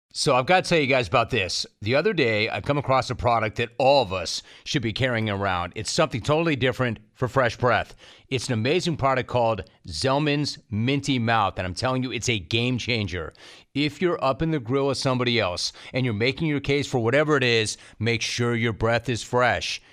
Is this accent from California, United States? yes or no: yes; Calabasas, California, United States; I grew up in Calabasas